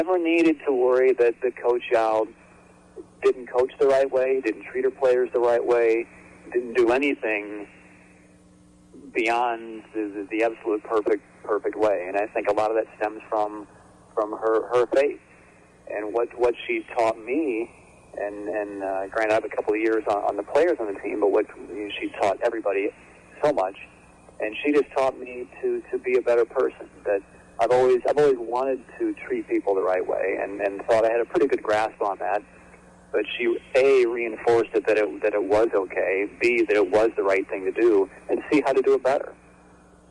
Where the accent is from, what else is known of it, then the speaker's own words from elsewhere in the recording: Chicago, Illinois, United States; moved away as an adult; now in Raleigh, United States; when I moved out to Raleigh, I grew up in Chicago. Came here in 1999